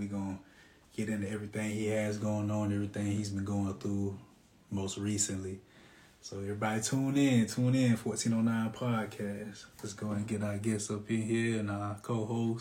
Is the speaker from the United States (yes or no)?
yes; Florence, South Carolina, United States; We're from South Carolina as well. I'm from Florence